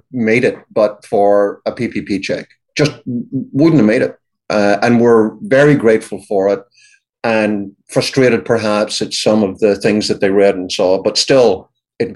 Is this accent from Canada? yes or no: no; United Kingdom; moved away as an adult; now in United States; you can tell by my accent, I grew up in the UK, which was for a long time a part of Europe